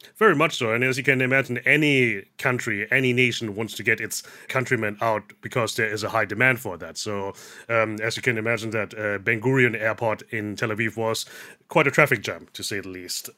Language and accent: English; Germany; now in Thailand; I was born and raised in Germany.